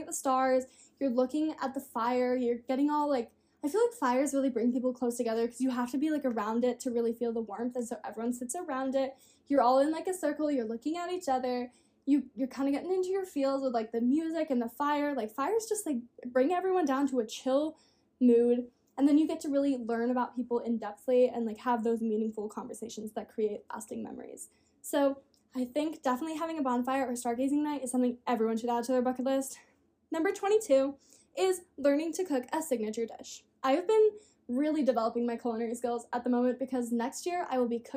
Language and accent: English; Australia; I'm from Australia, so I'm an ocean girl 100%.